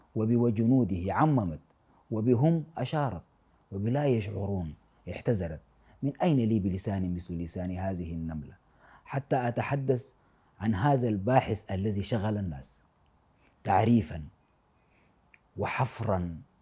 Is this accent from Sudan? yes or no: yes; Sudan; أنا من السودان